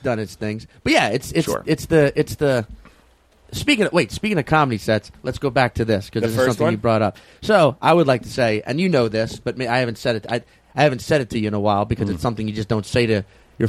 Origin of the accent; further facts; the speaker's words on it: the South, United States; and I come from the South.